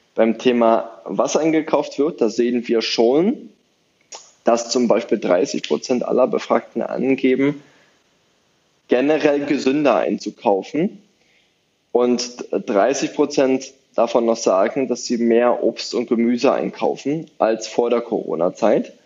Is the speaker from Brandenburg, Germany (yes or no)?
yes; Brandenburg, Germany; Brandenburg, meine Heimat